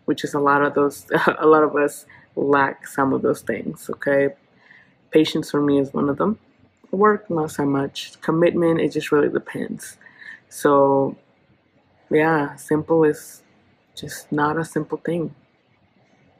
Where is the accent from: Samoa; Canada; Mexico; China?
Mexico; Oaxaca; now in Oklahoma City, United States; I am originally from Oaxaca, Mexico, and I am a real estate entrepreneur here in Oklahoma City